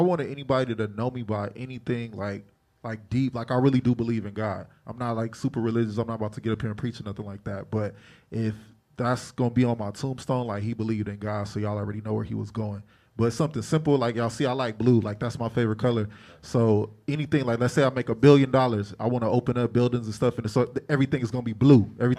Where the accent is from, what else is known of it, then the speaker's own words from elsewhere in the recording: Long Beach, California, United States; I'm from Long Beach.